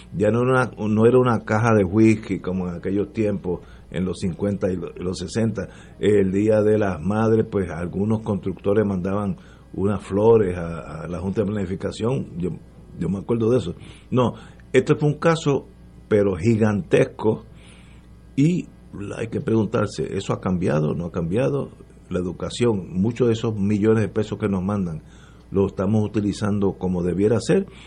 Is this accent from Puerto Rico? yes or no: yes; Puerto Rico; moved away; also born or lived in Brooklyn, New York; como puertorriqueño